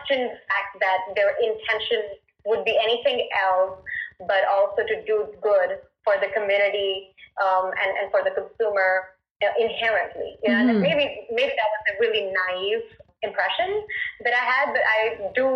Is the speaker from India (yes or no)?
yes; India; I was born and raised in India